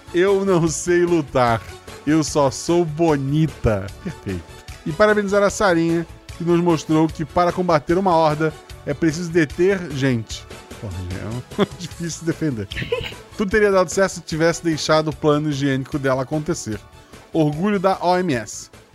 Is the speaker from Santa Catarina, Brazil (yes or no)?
yes; Florianópolis, Santa Catarina, Brazil; Eu nasci em Florianópolis, que é uma ilha não isolada